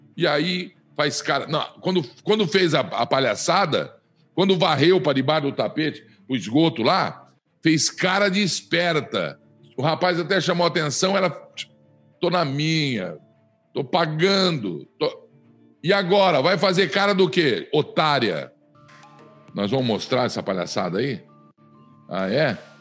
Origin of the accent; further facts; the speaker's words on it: Flórida Paulista, São Paulo, Brazil; de Flórida Paulista, onde eu me criei